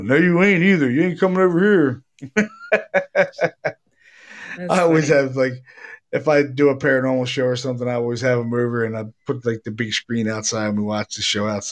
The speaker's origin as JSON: {"language": "English", "town": "Baltimore", "region": "Maryland", "country": "United States", "tie": "born or raised there", "moved": "yes", "said": "I was from Baltimore, so. When I was a kid, we only had like four channels."}